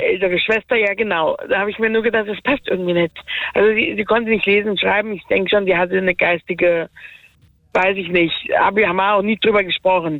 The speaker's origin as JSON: {"language": "German", "area": "Werra-Meißner-Kreis", "region": "Hesse", "country": "Germany", "tie": "born or raised there", "also_born_or_lived": "Gießen district", "said": "ich bin ja im Werra-Meister-Kreis ähm, geboren und meine Adoptiveltern kommen aus dem Gießener Kreis"}